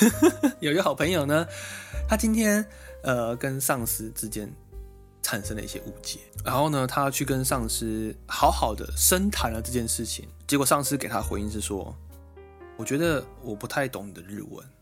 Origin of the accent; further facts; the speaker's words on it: Taiwan; now in Japan; 我们是两位台湾人在日本工作